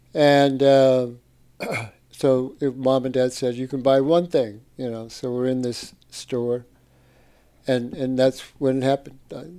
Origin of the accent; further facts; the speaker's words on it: Oceanside, California, United States; also born or lived in San Francisco; Yeah, I was born in San Francisco. And yeah, so after the ranch, we came to Oceanside. And so my dad was at Camp Pendleton for many years. And I went to Oceanside High School